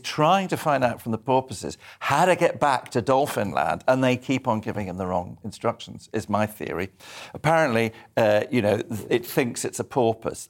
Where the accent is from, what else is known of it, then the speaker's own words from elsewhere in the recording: Edinburgh, Scotland, United Kingdom; moved away; I was brought up in Scotland, so in, on the other side of Scotland, on the east coast in Edinburgh.